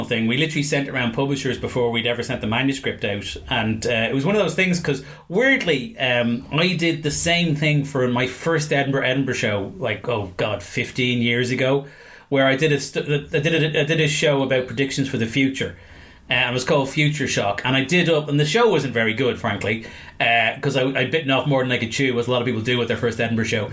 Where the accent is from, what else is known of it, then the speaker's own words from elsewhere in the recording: Ireland; I'm Irish.